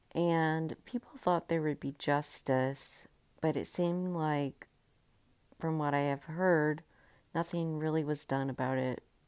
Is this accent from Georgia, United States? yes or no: yes; Georgia, United States; I grew up in Georgia